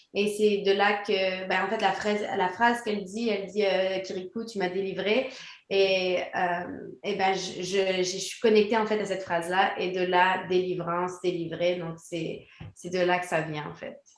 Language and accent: French; Quebec, Canada; also born or lived in France; je suis née en France. J'ai grandi au Québec